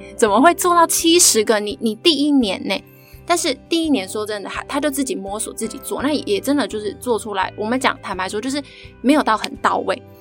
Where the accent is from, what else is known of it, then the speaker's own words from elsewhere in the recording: Taiwan; 其实我也其实就是土生土长的台湾人啊，然后我就是念公立的小学啊，国小、国中、高中的大学这样